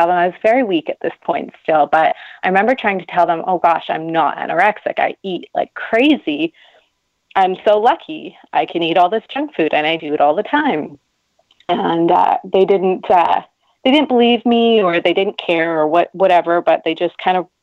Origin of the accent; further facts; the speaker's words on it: Canada; I'm Canadian